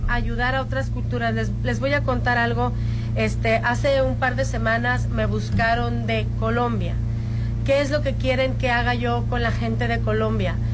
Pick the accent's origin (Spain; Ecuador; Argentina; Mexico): Mexico; como mexicana